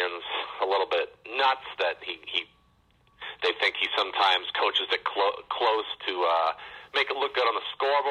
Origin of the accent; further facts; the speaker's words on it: Central Massachusetts, United States; I grew up in the Central Mass area